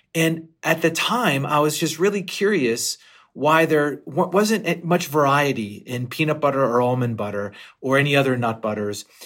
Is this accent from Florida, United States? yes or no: no; Western Pennsylvania, United States; I grew up in Western Pennsylvania